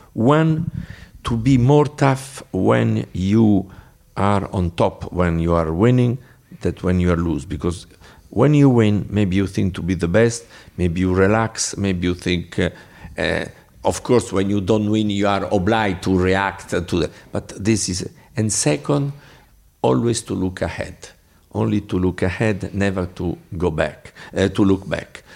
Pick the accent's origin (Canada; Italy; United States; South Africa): Italy; Bologna, Emilia-Romagna; English is a second language; I am from Bologna.